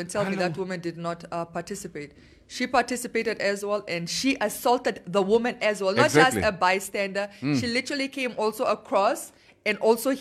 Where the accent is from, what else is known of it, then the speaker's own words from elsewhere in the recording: northern Namibia, Namibia; I'm from the north.